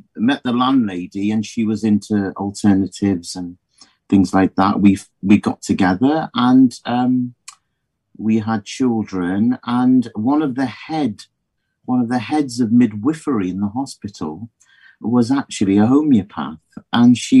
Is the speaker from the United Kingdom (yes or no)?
yes; Midlands, United Kingdom; moved away as an adult; now in South Wales, United Kingdom; I came from the Midlands.